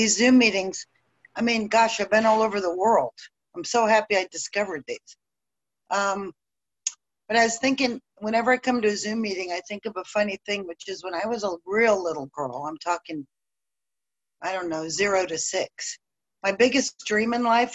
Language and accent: English; Dallas, Texas, United States; moved away; I was born in Dallas to a dying alcoholic father and a desperate mother.